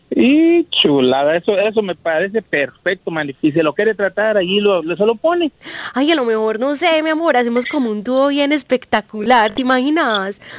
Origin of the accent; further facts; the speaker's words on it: Antioquia, Colombia; Porque no sé si usted sabía, pero yo soy paisa y las paisas pues somos la cosa más consentidora del mundo